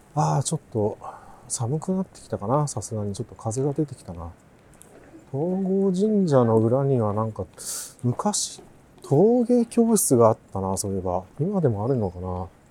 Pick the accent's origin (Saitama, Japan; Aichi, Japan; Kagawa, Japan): Kagawa, Japan; moved away; 香川県生まれ